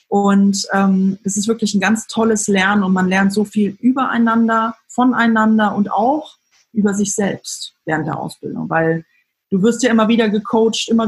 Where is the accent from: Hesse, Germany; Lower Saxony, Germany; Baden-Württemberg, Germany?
Hesse, Germany; Frankfurt; ich komme aus dem Frankfurter Raum, muss ich sagen